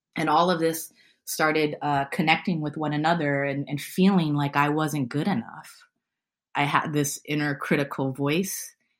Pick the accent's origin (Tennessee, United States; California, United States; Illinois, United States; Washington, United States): California, United States; San Francisco; I was born and raised in San Francisco